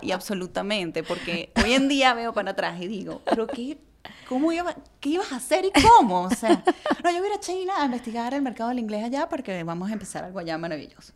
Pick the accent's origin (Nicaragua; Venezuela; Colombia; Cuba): Venezuela; Yo nací en Venezuela, pero mi mamá nació en Chile y mi abuela también.